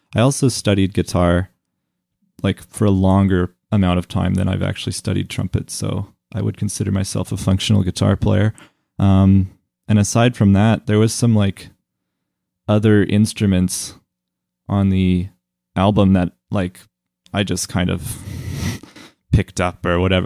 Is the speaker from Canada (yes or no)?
yes; Calgary, Alberta, Canada; the music that I grew up with here in Calgary